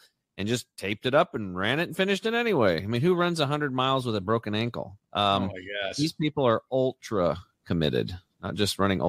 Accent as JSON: {"language": "English", "region": "Eastern Oregon", "country": "United States", "moved": "yes", "lives_now": "Portland, United States", "said": "I'm from Eastern Oregon, so I'm a transplant, but I'm going to be moving back soon."}